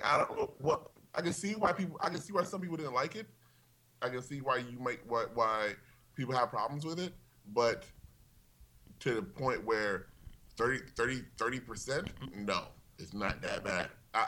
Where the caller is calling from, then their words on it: Glendale, United States; Hello. I'm …. I'm calling from Glendale.